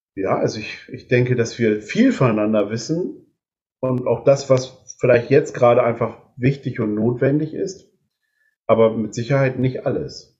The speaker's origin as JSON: {"language": "German", "town": "Delmenhorst", "region": "Lower Saxony", "country": "Germany", "tie": "born or raised there", "also_born_or_lived": "Ganderkesee", "moved": "as an adult", "lives_now": "Neulingen, Germany", "said": "ich komme aus gebürtig aus Delmenhorst"}